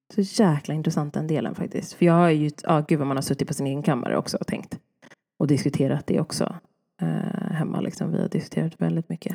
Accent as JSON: {"language": "Swedish", "country": "Sweden", "tie": "born or raised there", "said": "jag är född i Sverige"}